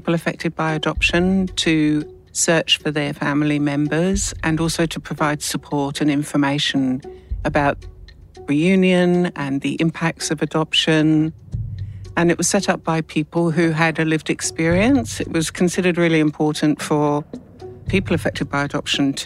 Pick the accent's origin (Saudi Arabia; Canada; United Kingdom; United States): United Kingdom; London; I was born and adopted in London and raised in an English adoptive family